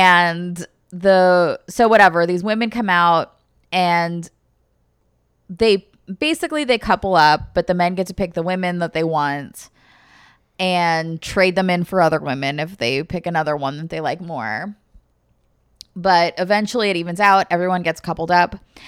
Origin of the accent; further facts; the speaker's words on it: North East England, United Kingdom; I want everyone to know that I'm a Geordie.